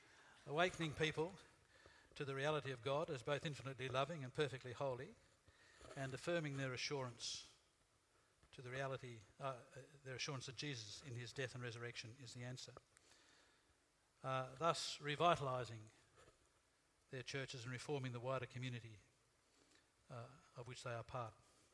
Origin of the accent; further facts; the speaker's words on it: Australia; We Australians have a reputation for being not very religious.